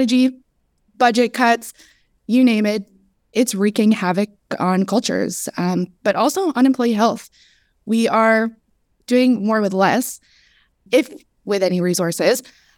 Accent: Canada; moved away as an adult; now in Southern California, United States; Pronouns are she, her. I am a Lebanese Canadian that recently traded the cold Canadian winters for the sunny SoCal weather, thanks to remote work.

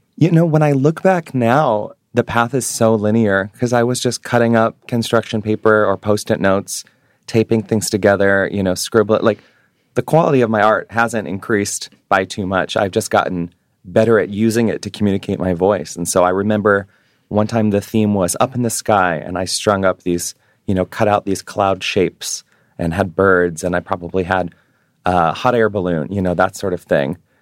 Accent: New York City, New York, United States; moved away as an adult; now in Hawaii, United States; being a Jewish New Yorker.

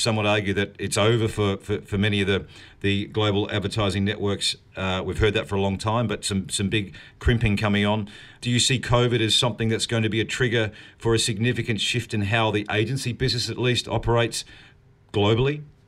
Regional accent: New Zealand; I am a New Zealander

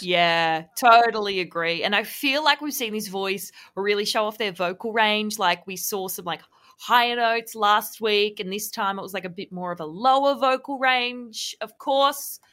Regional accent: Victoria, Australia; I'm from Victoria

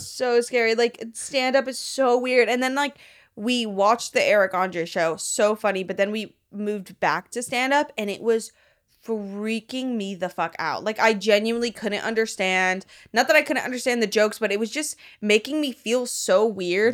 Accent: Miami, Florida, United States; now in Los Angeles, United States; I'm from Miami.

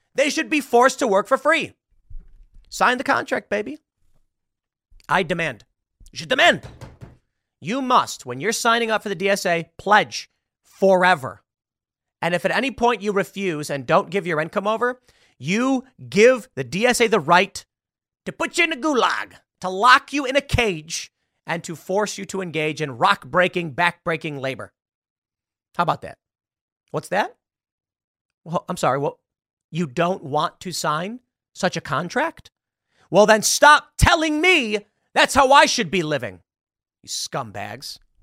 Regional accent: United States; I'm an American

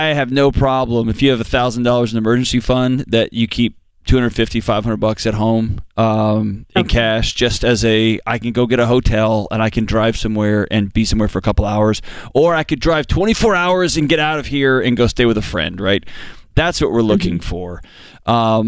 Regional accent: Houston, Texas, United States; I grew up in Houston

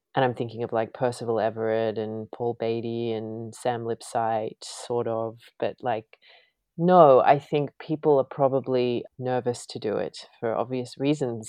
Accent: Australia; moved away as an adult; now in United States; being Australian

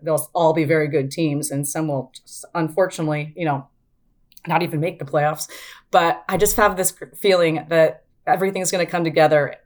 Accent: Spokane, Washington, United States; I grew up in Spokane

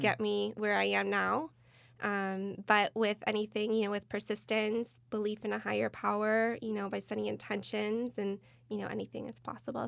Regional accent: Michigan, United States; moved away as an adult; now in California, United States; born and raised in the Midwest, originally from Michigan

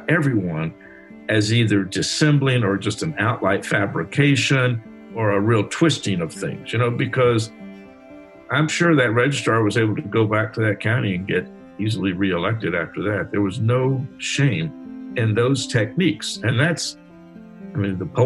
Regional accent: Alabama, United States; I was in Alabama

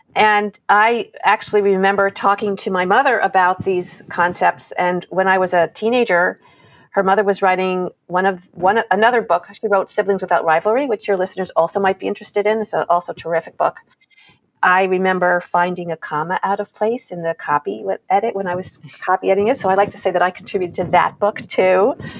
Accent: New York, United States; I grew up in New York

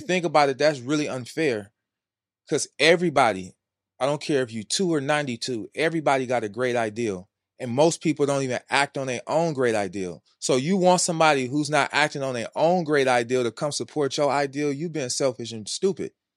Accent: California, United States; I'm from Wise California. Wise California. The projects.

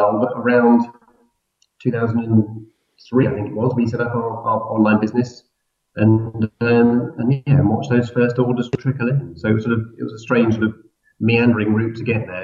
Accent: London, United Kingdom; We're based in London, not because it makes sense necessarily, but just because we're from London.

